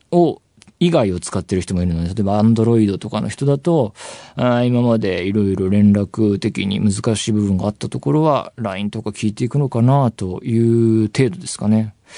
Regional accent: Saitama, Japan; 埼玉出身

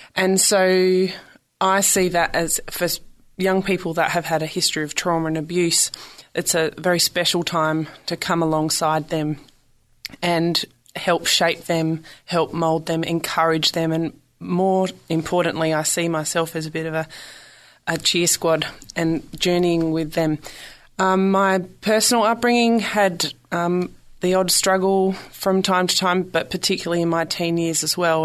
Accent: South Australia, Australia; accent: Aussie; moved away as an adult; also born or lived in Victoria, Australia; now in San Francisco, United States; I grew up in South Australia and I moved to the state of Victoria

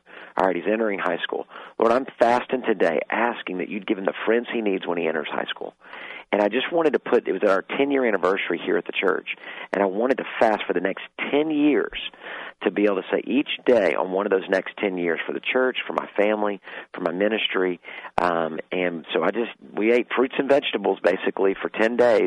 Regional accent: Texas, United States; I'm a Texan. We eat beef

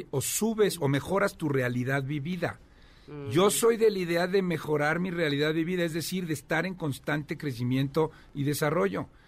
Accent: Querétaro, Mexico; me vengo desde Querétaro

